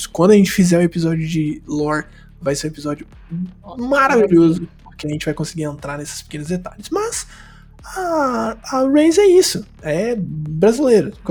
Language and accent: Portuguese; Brazil